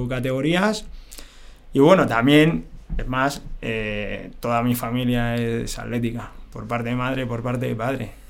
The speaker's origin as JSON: {"language": "Spanish", "town": "Madrid", "region": "Community of Madrid", "country": "Spain", "tie": "born or raised there", "said": "eh, nací en Vallecas, o sea, soy de un barrio eh, que eh, al parecer, como nos criábamos un poco en la calle"}